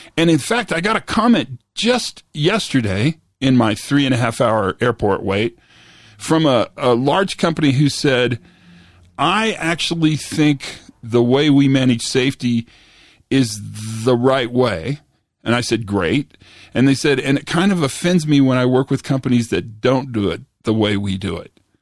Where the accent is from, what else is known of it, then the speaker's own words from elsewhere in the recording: Santa Fe, New Mexico, United States; I was flying back to my hometown, back to Santa Fe, New Mexico